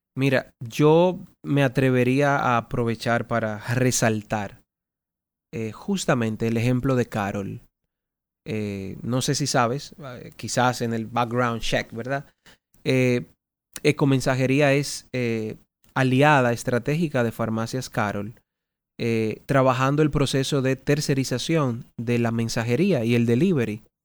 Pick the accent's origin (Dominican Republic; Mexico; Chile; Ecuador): Dominican Republic; Ganamos todos como dominicanos